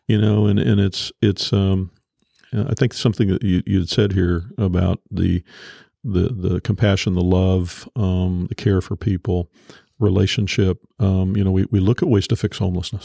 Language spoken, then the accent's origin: English; Topeka, Kansas, United States; I grew up in North Topeka, you know, where we are